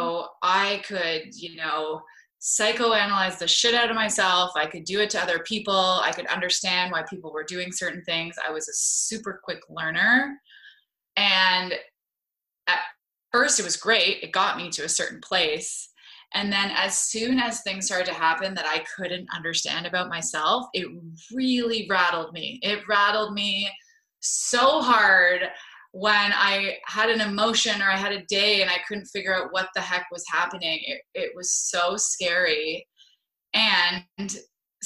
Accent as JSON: {"language": "English", "town": "Toronto", "region": "Ontario", "country": "Canada", "tie": "born or raised there", "accent": "Canadian", "moved": "as an adult", "lives_now": "San Diego, United States", "said": "I grew up in Toronto"}